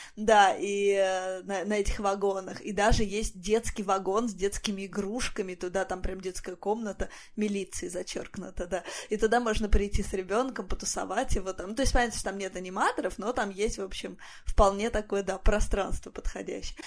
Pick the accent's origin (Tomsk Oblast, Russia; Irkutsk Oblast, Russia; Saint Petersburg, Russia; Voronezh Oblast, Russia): Voronezh Oblast, Russia; Voronezh; я из Воронежа